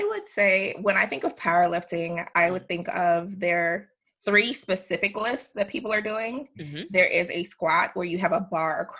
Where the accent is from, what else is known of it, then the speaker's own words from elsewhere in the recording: New York, United States; also born or lived in Antigua; now in Colorado, United States; I am originally from the West Indies, um, mm-hmm. so Antigua. I mm-hmm. grew up in New York, and after mm-hmm. many, many travels, I have finally landed in Colorado